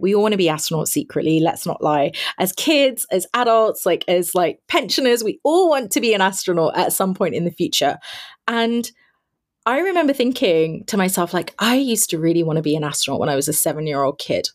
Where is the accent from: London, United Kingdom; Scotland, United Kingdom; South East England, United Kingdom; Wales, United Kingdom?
London, United Kingdom; I am born and raised in London. It's my hometown.